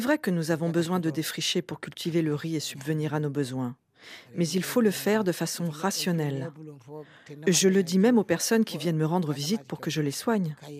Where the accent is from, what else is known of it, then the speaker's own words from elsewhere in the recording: Gambia; moved away as an adult; also born or lived in Boun; Je suis une fille de Boun. Je suis née en Gambie et je suis venue dans ce village pour me marier